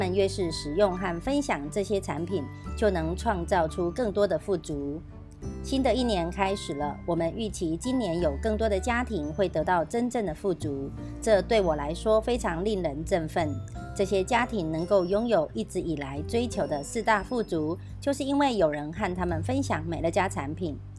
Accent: Miaoli County, Taiwan; 今天为大家导读的主题是

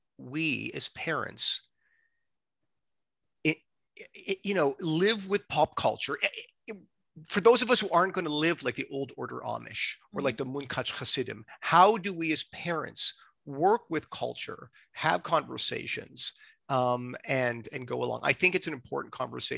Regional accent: Montreal, Quebec, Canada; now in Toronto, Canada; I'm not from Toronto. I'm from, you know, Montreal

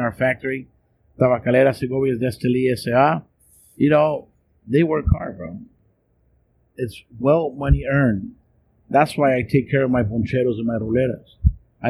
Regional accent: San Diego, California, United States; also born or lived in La Mirada, California / Orange County, California; I'm originally from San Diego, born, and I was raised there until I was 13. Then we moved to LA County

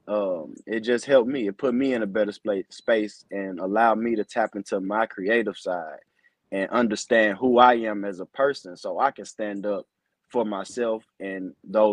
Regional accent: Ferguson, Missouri, United States; I grew up in St. Louis. I, you know, was raised in Ferguson

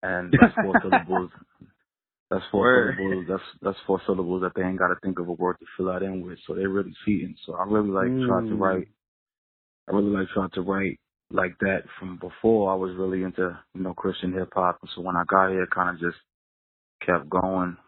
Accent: Yonkers, New York, United States; I'm from Yonkers

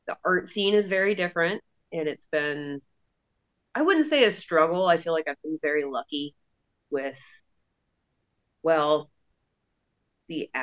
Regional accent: Pennsylvania, United States; moved away as an adult; also born or lived in Colorado / Savannah, Georgia / Jackson, Wyoming; now in Washington, United States; I grew up in Pennsylvania.

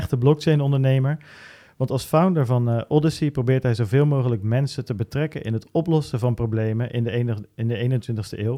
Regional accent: Friesland, Netherlands; Helemaal uit het Hoge Noorden. ja, uit Friesland. Ja. Uit Friesland, ja.

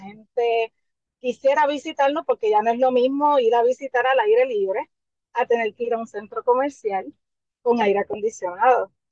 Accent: San Juan, Puerto Rico; also born or lived in Santurce; soy nacida en Río Piedra. Me crié mis primeros cinco años en Santurce. Luego paso nuevamente a Río Piedra, al barrio Capetillo

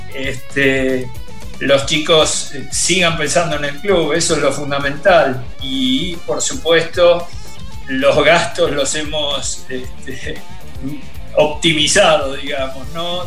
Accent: Argentina; represento al rugby argentino. O sea, soy reconocido eh, como, como argentino

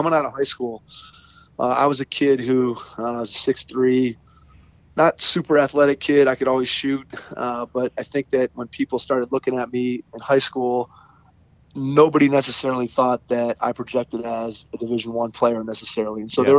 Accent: Cleveland, Ohio, United States; Growing up, worked at Ron Harper's camp here in Cleveland

